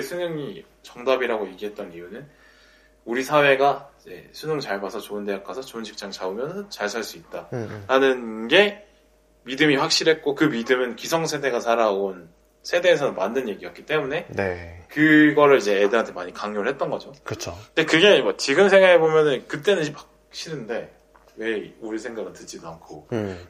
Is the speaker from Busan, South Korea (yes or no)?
yes; Busan, South Korea; moved away as an adult; also born or lived in Seoul; 저 부산에서 고등학교 나왔는데